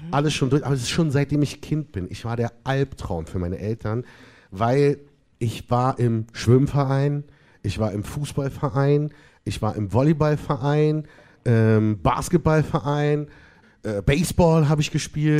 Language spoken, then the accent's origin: German; Berlin, Germany; Ich bin aus Berlin.